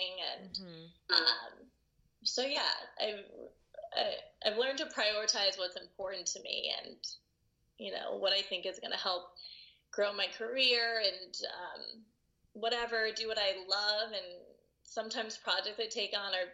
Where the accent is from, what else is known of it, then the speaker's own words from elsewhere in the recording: Los Angeles, California, United States; moved away; also born or lived in Santa Monica / New York; raised in the Valley, and like went to school out there